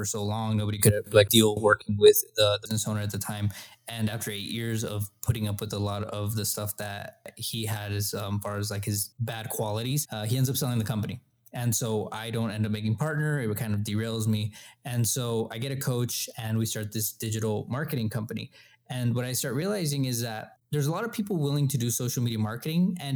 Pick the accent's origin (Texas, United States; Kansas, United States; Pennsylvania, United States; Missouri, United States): Texas, United States; El Paso; We're from El Paso. This is where we're at right now.